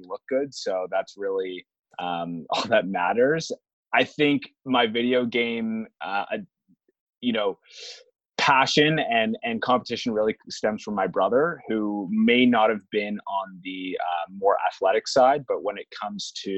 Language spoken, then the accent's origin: English; Toronto, Ontario, Canada; I'm Canadian, grew up, born and raised here in Toronto